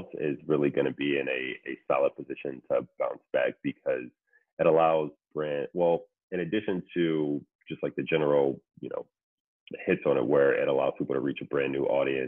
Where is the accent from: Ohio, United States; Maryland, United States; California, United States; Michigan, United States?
Ohio, United States; moved away as an adult; also born or lived in Syracuse, New York; now in New York City, United States; I'm originally from Ohio